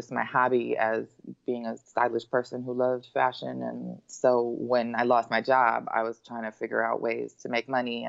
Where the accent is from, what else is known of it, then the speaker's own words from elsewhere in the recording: Los Angeles, California, United States; I grew up in Los Angeles